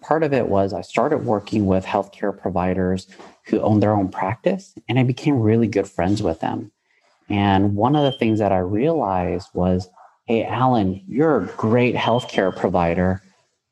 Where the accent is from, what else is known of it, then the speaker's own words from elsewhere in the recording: San Jose, California, United States; I'm born and raised in San Jose, California